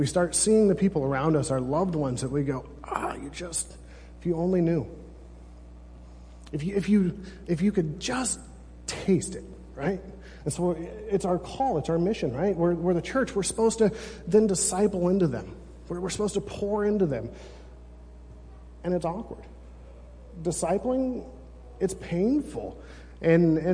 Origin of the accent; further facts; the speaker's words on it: California, United States; I'm from California